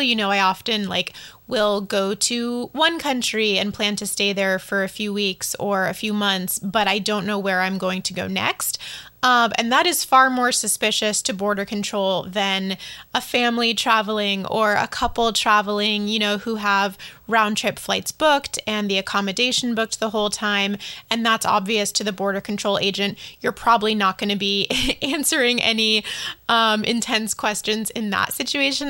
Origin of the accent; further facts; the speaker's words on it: United States; I'm speaking of all of this as an American